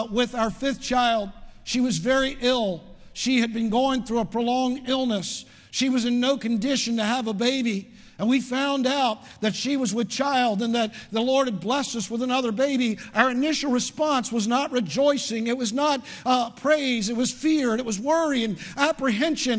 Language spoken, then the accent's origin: English; Parkville, Maryland, United States; I was raised in outside of Baltimore, Maryland, in Parkville, in an Italian community, in an Italian American family